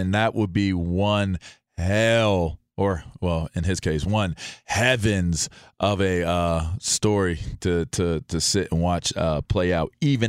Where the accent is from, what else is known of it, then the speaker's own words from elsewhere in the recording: Pittsburgh, Pennsylvania, United States; well, I'm from Pittsburgh, so I call him Who's Your Mama every once in a while.